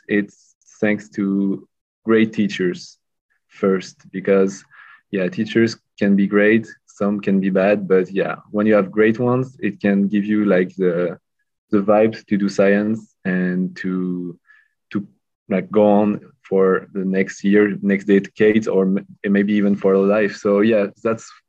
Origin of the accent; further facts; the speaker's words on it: Lyon, Auvergne-Rhône-Alpes, France; also born or lived in Bordeaux; The first technical degree was in Lyon, my hometown